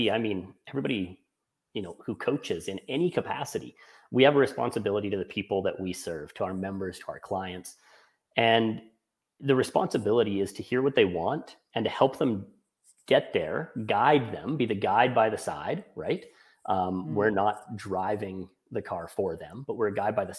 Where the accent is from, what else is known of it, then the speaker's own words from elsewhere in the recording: Canada; I'm Canadian